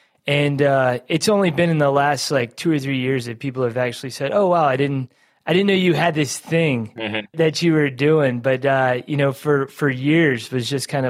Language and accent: English; Savannah, Georgia, United States; moved away; I grew up in Savannah, you know, back before I started traveling the world